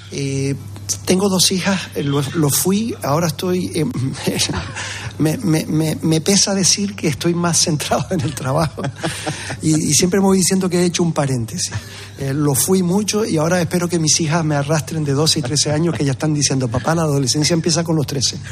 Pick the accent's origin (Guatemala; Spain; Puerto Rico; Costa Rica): Spain; Canary Islands; con los canarios, con nuestra forma de ser.